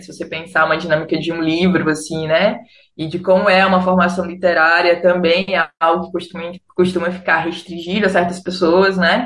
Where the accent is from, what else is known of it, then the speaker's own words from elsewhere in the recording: Fortaleza, Ceará, Brazil; moved away as an adult; now in Rio de Janeiro, Brazil; nesse tempo eu estava morando no Rio, mas eu sou de Fortaleza